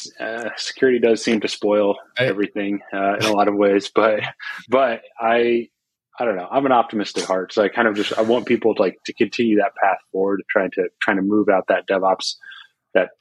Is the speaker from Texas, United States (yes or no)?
yes; Austin, Texas, United States; here in Austin, or my hometown